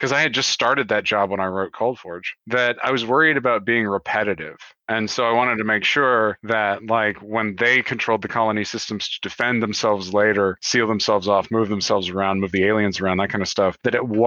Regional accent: the American South, United States; I grew up in the South and I'm from here and I live here in the American South.

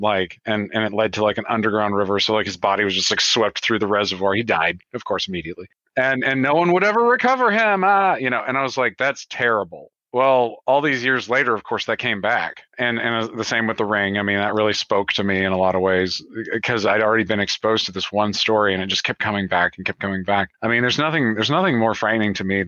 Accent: the American South, United States; I grew up in the South and I'm from here and I live here in the American South.

